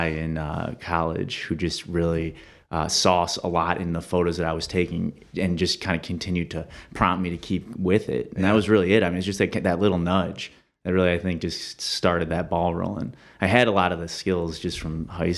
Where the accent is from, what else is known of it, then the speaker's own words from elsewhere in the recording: Toledo, Ohio, United States; also born or lived in Cleveland, Ohio; I've been here since I was probably four